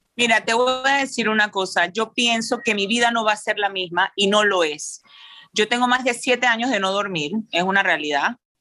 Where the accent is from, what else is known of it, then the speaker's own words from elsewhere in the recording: Panama; como madre, como empresaria, como panameña